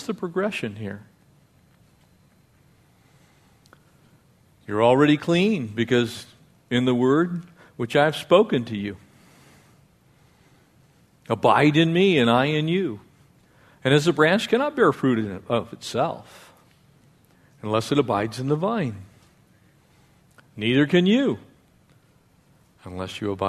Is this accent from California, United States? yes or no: yes; Escondido, California, United States; I grew up in a little town in North San Diego County. I was born in Escondido.